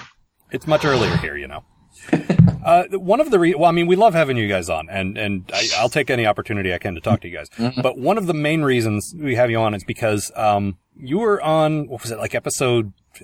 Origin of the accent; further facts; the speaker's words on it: United States; It's like I'm totally American.